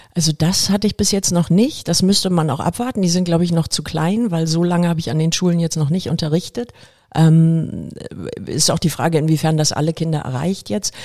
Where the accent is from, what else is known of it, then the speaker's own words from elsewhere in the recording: Hamburg, Germany; Ich bin hier in Volksdorf aufgewachsen